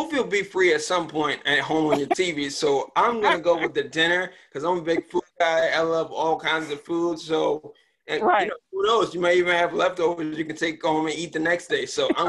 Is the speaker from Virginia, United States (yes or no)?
yes; Richmond, Virginia, United States; born there; also born or lived in Maryland; I was born in Richmond, Virginia. Moved to Upper Marlboro, Maryland, which is where I currently am.